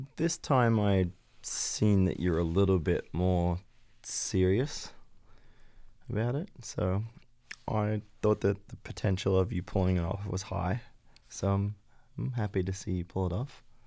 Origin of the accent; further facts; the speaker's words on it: Australia; moved away as an adult; also born or lived in Belgium; I grew up in West Wazan